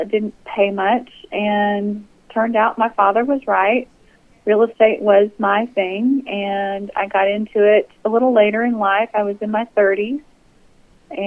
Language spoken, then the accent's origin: English; Midland, Texas, United States; also born or lived in Big Lake, Texas; I was born in a little town called Big Lake, which is just a very short distance outside of Midland, but I was raised in Midland since I was 5 years old